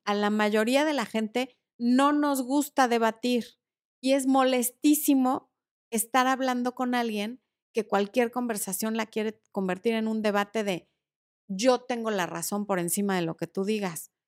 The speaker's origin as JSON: {"language": "Spanish", "town": "Cuernavaca", "region": "Morelos", "country": "Mexico", "tie": "born or raised there", "said": "Yo pasé gran parte de mi infancia en Cuerna."}